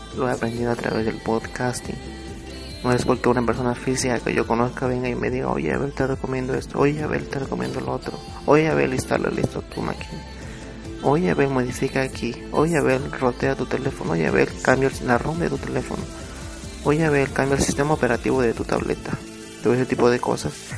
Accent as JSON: {"language": "Spanish", "region": "Oaxaca", "country": "Mexico", "said": "soy de México, soy de Oaxaca"}